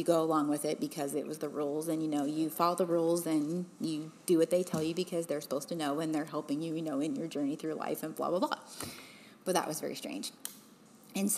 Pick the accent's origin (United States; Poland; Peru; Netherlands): United States; Salt Lake City, Utah; moved away; I'm originally from Salt Lake City, Utah